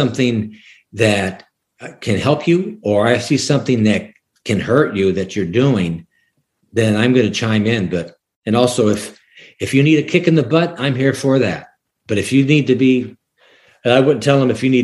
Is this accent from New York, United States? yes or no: no; Sioux City, Iowa, United States; moved away as an adult; also born or lived in New Jersey; now in Leland, North Carolina, United States; I grew up in Sioux City, Iowa